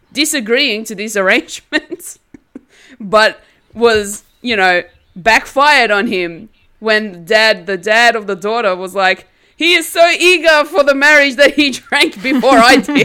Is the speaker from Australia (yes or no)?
yes; Australia; I'm an Australian-born Turkish girl.